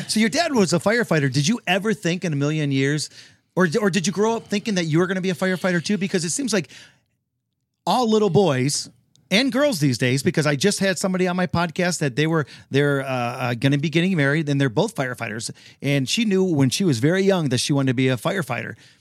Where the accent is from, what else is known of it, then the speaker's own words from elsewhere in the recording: Detroit, Michigan, United States; I am from the South, the very southern part of Detroit.